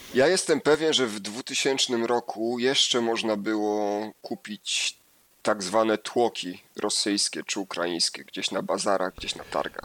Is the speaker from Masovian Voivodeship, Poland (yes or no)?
no; Lower Silesian Voivodeship, Poland; Ja pochodzę z Dolnego Śląska